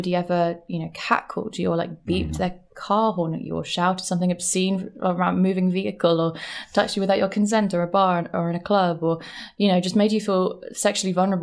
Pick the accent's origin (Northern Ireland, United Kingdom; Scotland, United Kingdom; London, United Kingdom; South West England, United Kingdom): London, United Kingdom; moved away as an adult; also born or lived in Brighton; now in New York, United States; I'm from London. Okay. I grew up in London, and I lived in London for like 24 years.